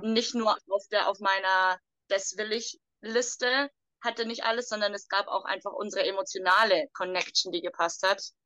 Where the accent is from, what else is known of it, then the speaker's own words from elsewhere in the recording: Germany; moved away; Ich komme aus Deutschland